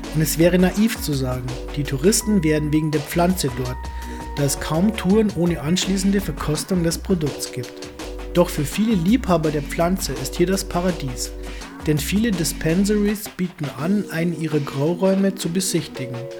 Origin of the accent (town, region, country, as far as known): near Hanftal / Laa an der Thaya, Lower Austria, Austria; born or raised there